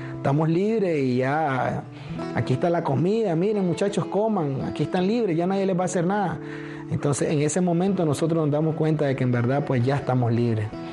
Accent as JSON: {"language": "Spanish", "country": "Nicaragua", "tie": "born or raised there", "moved": "as an adult", "lives_now": "United States", "said": "nosotros siempre somos nicaragüenses. Nacimos en Nicaragua"}